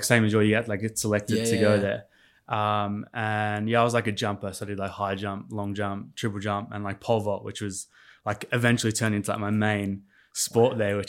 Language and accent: English; Adelaide, South Australia, Australia; born there; Yeah. So I was actually born in Adelaide, South Australia.